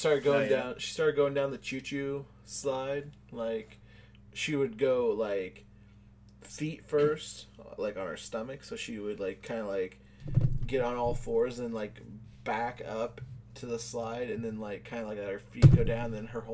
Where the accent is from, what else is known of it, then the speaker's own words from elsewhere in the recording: United States; No, I mean, I don't run a lot because I'm from America and these colors don't run.